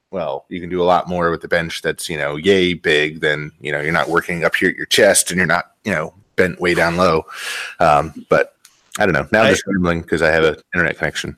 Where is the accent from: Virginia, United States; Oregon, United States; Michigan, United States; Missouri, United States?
Virginia, United States; I'm from Virginia originally.